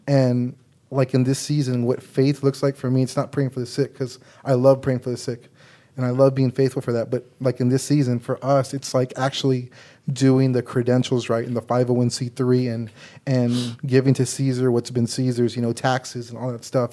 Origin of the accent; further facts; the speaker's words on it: San Antonio, Texas, United States; I grew up in San Antonio, Texas, and I don't know if you can tell from my voice, but I am Mexican-American.